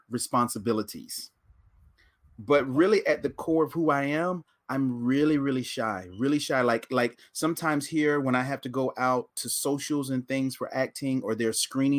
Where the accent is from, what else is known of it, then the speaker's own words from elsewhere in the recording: Bolton, North Carolina, United States; moved away as an adult; also born or lived in Winston-Salem, North Carolina / Washington, D.C.; now in Canada; I'm originally from North Carolina, a small town in North Carolina down between Wilmington and Fayetteville called Bolton. When I lived there, there were about 550 residents